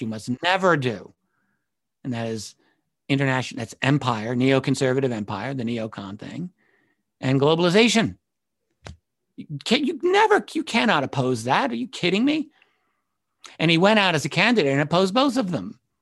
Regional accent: New York, United States; as a New Yorker, I grew up with, everyone I grew up with talked like

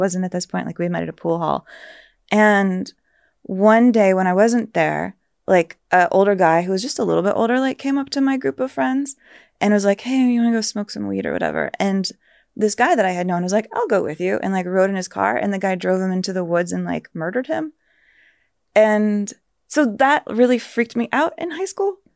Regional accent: San Antonio, Texas, United States; moved away; I felt kinda insulated growing up in San Antonio

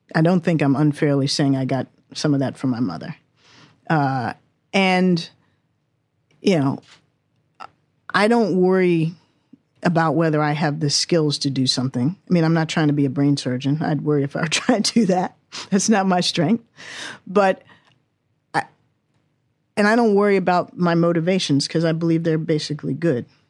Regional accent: Washington, District of Columbia, United States; also born or lived in England; I was born and raised in Washington, D C

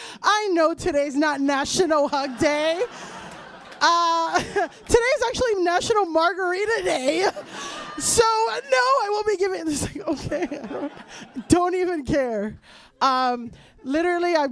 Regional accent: Florida, United States; moved away as an adult; now in New York, United States; I'm from Florida

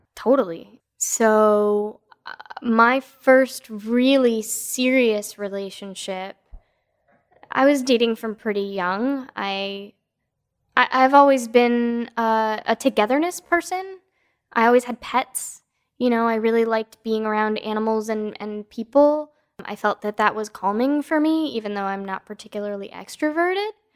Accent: East Coast, United States; now in West Coast, United States; I was born on the East Coast

